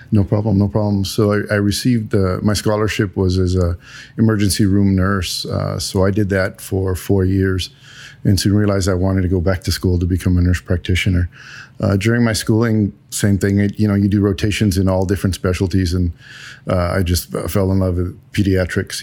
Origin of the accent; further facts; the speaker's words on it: San Antonio, Texas, United States; also born or lived in Germany; I was born and raised in San Antonio.